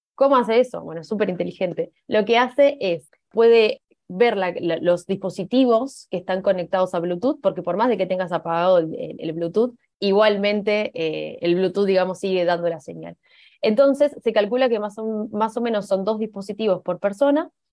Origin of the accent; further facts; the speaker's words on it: Uruguay; now in Spain; Soy uruguaya, por eso mi acento.